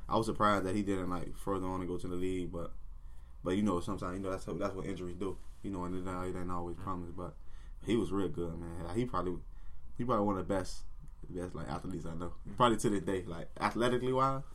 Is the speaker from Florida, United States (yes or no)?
yes; Miami, Florida, United States; growing up in Miami